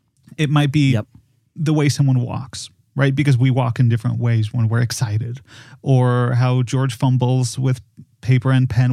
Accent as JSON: {"language": "English", "country": "Poland", "moved": "yes", "said": "I am from Poland."}